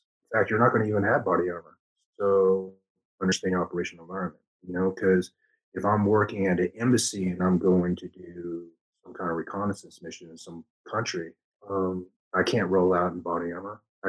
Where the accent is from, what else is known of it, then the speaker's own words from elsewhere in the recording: the South, United States; accent: country; because I was raised, I was raised in the South. So some of my, some of my speeches is since the country twang in it, right? Because I was raised in the South, so I did have a country accent